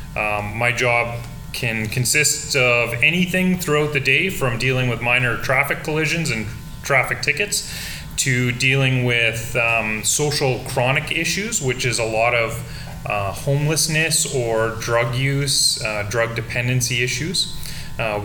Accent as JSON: {"language": "English", "town": "Saskatoon", "region": "Saskatchewan", "country": "Canada", "tie": "born or raised there", "moved": "as an adult", "lives_now": "Alberta, Canada", "said": "So I grew up in Saskatoon, which is very similar to Lloydminster."}